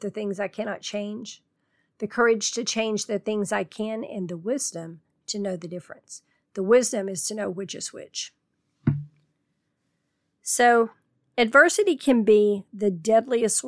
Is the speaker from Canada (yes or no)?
no; Tornado Alley, United States; Growing up in Tornado Alley